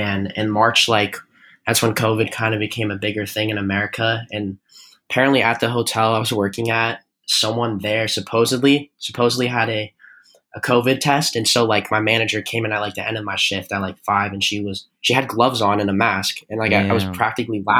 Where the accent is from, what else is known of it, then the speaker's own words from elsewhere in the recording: Arizona, United States; I'm from Arizona